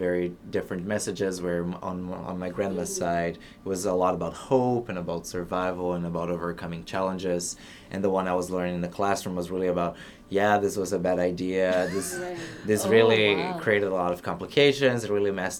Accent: Brasília, Federal District, Brazil; moved away as an adult; now in Middlebury, United States; my hometown, Brasilia

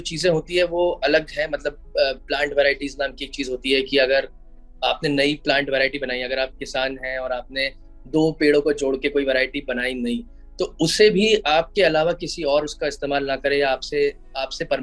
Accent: Bhopal, Madhya Pradesh, India; आ, मेरा जन्म भोपाल मध्य प्रदेश में हुआ जो कि एक टीयर टू सिटी है

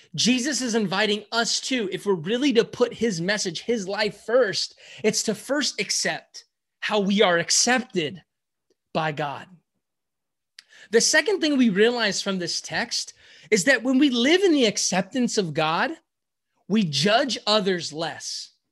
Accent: San Francisco, California, United States; I am from San Francisco, California, the Bay Area

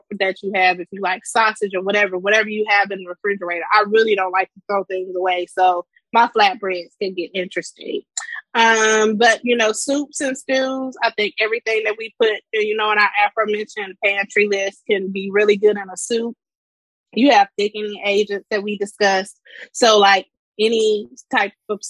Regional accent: Cedar Bluff, Mississippi, United States; also born or lived in Houston, Texas; now in Washington, DC, United States; I'm from the country. I'm from Cedar Bluff, Mississippi

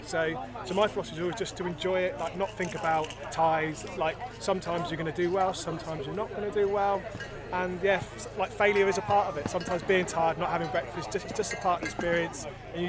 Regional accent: Salisbury, South West England, United Kingdom; I'm from Salisbury.

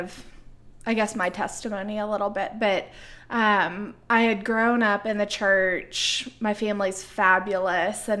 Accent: Nicholasville, Kentucky, United States; also born or lived in Lexington, Kentucky; I was born and raised in Nicholsville, Kentucky, so right down the road from where we are now

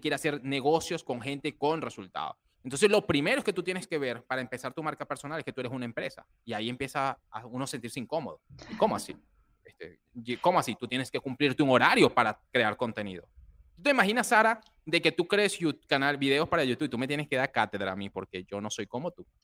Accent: Barquisimeto, Lara, Venezuela; moved away as an adult; also born or lived in Dominican Republic; yo soy venezolano, nací en Barquisimeto, Venezuela. Vengo de una familia humilde

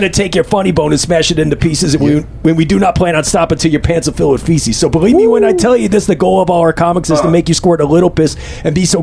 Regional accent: Toledo, Ohio, United States; I grew up in Toledo, Ohio, East Toledo, Ohio, which is like 45 minutes away from Detroit

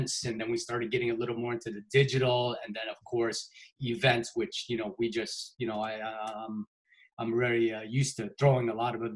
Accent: Seattle, Washington, United States; fellow Seattle, I've been here for 45 years, so I love it here. I haven't left here at all

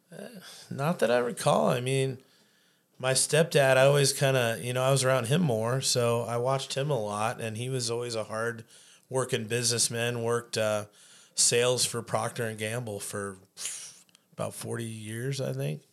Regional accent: Chico, California, United States; moved away as an adult; now in Anchorage, United States; born and read in California. Uh, moved to Chico, California when I was eight years old. Uh, spent thirty-two years of my life down there before I made the great trek up north to Anchorage in two thousand nine

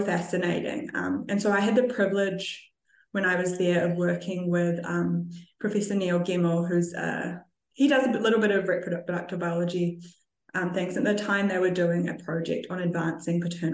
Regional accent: New Zealand; I grew up in New Zealand in a winemaking family

